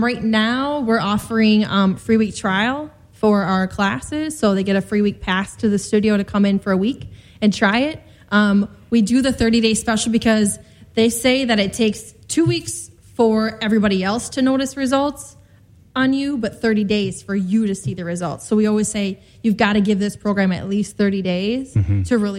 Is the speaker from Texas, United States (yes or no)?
no; South Dakota, United States; now in Chicago, United States; I'm originally from South Dakota, so I'm like down home, like middle